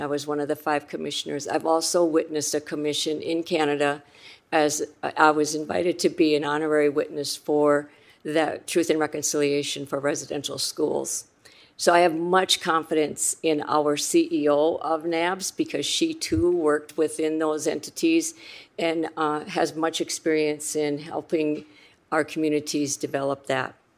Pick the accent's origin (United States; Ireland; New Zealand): United States; Rosebud Reservation, South Dakota; I'm from the Rosebud Reservation in South Dakota